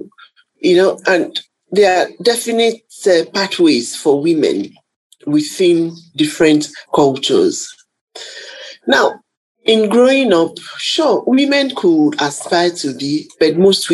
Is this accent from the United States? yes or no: no; Nigeria; being a Nigerian